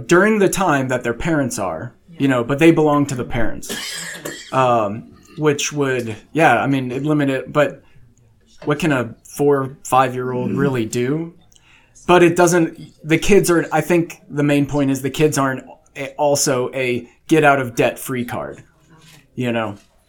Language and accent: English; Illinois, United States; moved away as an adult; also born or lived in South Carolina / Washington / Nebraska / Arkansas; now in Texas, United States; I grew up in Southern Illinois near St. Louis. I moved to South Carolina, then Washington State. We lived in Nebraska, Arkansas, Oklahoma, and now Texas, and we planted roots in Texas.